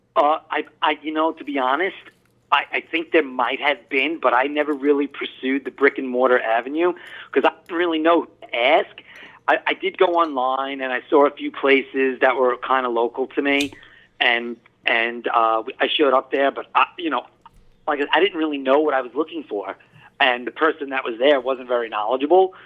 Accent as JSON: {"language": "English", "area": "Long Island", "region": "New York", "country": "United States", "tie": "born or raised there", "also_born_or_lived": "Brooklyn, New York", "said": "I was born in Brooklyn and moved out to Long Island, Hop uh, actually, um, when I was very young."}